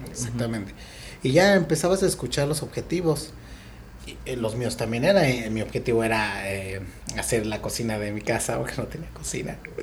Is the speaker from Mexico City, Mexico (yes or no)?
yes; Mexico City, Mexico; moved away as an adult; now in Tulum, Mexico; vengo de la Ciudad de México